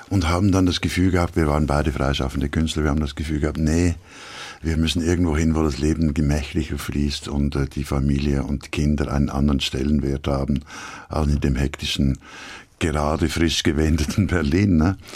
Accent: Switzerland; Ich bin Schweizer und ich mag die Schweiz

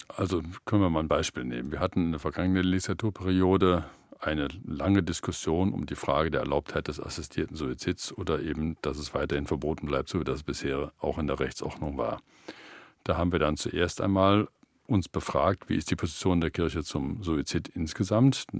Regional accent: Germany; wir dann als Deutsche

